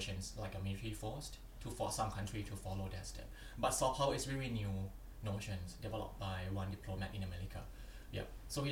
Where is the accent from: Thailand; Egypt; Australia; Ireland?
Thailand; Chanthaburi; moved away as an adult; So I'm Thai, I'm from Thailand. My hometown is from, the name is Chanthaburi, within the eastern part of Thailand.